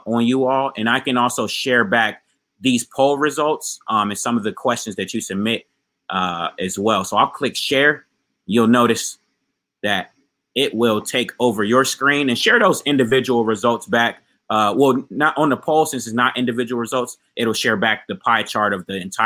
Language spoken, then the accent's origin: English; Ohio, United States; now in South Florida, United States; I'm actually in my home state of Ohio right now